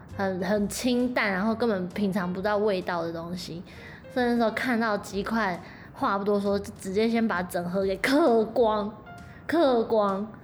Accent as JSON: {"language": "Chinese", "country": "Taiwan", "moved": "yes", "lives_now": "Japan", "said": "社会台湾人的我"}